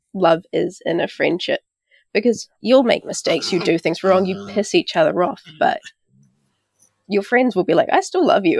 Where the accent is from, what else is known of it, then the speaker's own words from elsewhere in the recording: Auckland, New Zealand; also born or lived in Takapuna; I grew up out in West Auckland and out in South Auckland